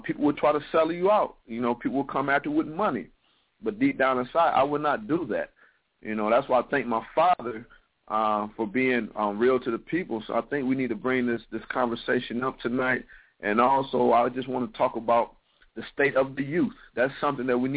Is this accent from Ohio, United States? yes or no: yes; Toledo, Ohio, United States; you being from my hometown, I am from Toledo